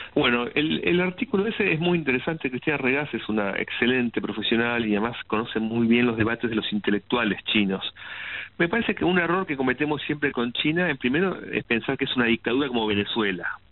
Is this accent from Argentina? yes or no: yes; Argentina